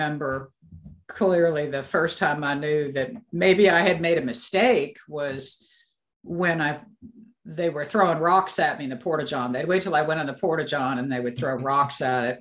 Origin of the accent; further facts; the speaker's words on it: Pacific Northwest, United States; also born or lived in eastern Washington; I'm from the Pacific Northwest